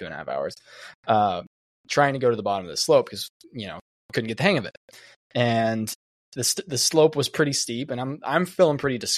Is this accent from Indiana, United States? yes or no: no; Florida, United States; we're from Florida